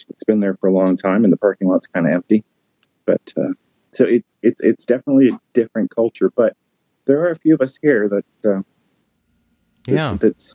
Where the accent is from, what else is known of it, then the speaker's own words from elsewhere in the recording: Toronto, Ontario, Canada; I grew up in here in the Toronto church going